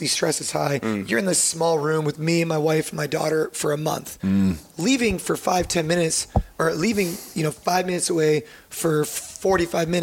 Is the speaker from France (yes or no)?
no; United States; we're all Americans